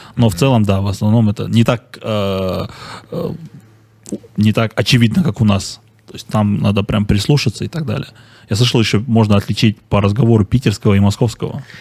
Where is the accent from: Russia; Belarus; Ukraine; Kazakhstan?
Kazakhstan; Karaganda, Karaganda Region; я сам из Караганды.